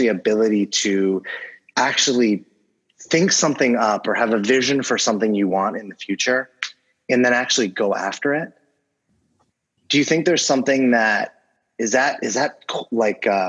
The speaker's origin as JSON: {"language": "English", "town": "Los Angeles", "region": "California", "country": "United States", "tie": "born or raised there", "said": "I grew up"}